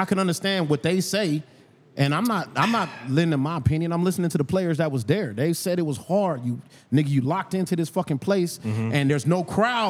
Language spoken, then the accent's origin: English; San Antonio, Texas, United States; Nigga, I'm from San Antonio.